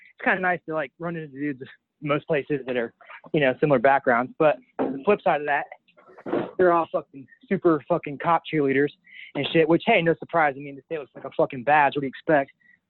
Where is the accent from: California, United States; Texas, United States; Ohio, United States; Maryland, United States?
Ohio, United States; Appalachian foothills; I'm from the Appalachian foothills, so I'm like your fucking Indian guy down there.